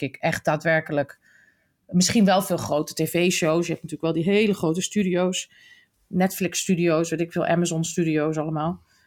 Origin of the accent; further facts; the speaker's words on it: Netherlands; als Nederlanders